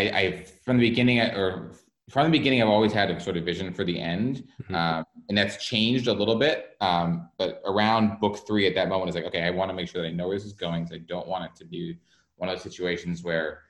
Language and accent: English; New England, United States; also born or lived in New York; now in Los Angeles, United States; I grew up in New England, like snow days were the best